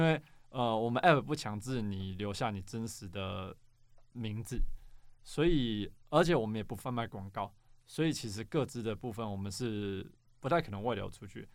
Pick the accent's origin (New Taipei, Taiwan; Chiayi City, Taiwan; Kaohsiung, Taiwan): New Taipei, Taiwan; Xinzhuang; now in Banqiao, Taiwan; 我本来是新中人，所以我小时候其实在福大附近长大